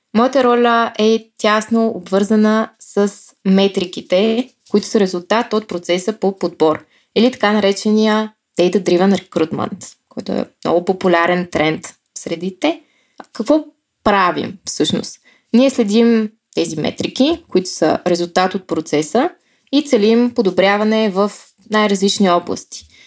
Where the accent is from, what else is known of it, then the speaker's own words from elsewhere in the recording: Bulgaria; Българка съм